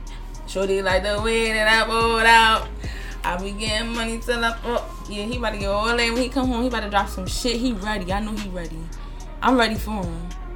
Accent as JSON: {"language": "English", "town": "Philadelphia", "region": "Pennsylvania", "country": "United States", "said": "I'm from Philadelphia."}